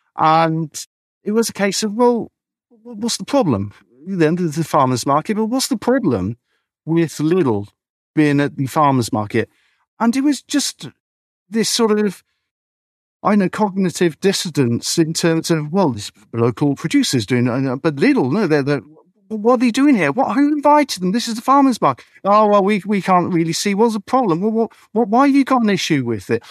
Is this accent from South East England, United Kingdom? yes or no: yes; Beedon, South East England, United Kingdom; I grew up in Beedon, I'm a beekeeper